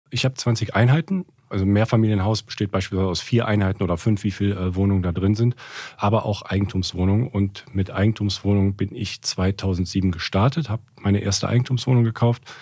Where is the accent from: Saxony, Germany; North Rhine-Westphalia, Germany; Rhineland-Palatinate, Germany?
North Rhine-Westphalia, Germany; Cologne; also born or lived in Frankfurt; Ich habe angefangen 2007 in Köln bin auch Kölner, komm, komm daher, das ist so also mein Herzblut